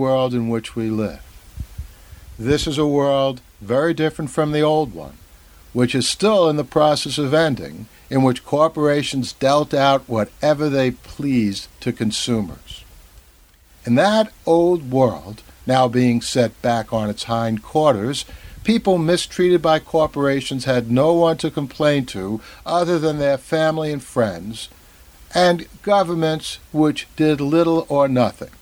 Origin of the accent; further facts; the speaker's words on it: New York, United States; I'm a New Yorker through and through